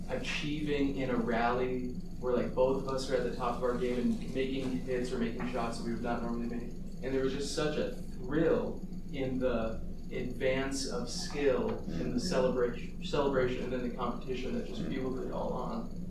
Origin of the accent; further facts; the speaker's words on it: Minnesota, United States; I grew up in Minnesota